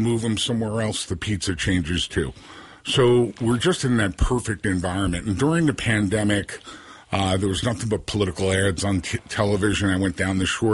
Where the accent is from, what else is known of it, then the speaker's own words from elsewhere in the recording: New Jersey, United States; also born or lived in Union City, New Jersey / Rutherford, New Jersey; there were no babysitters growing up in North Jersey. We're from Union City, then Rutherford.